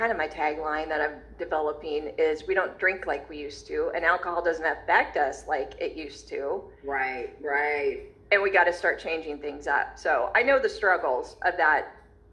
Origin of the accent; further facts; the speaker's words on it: Long Beach, California, United States; I was born in Long Beach, California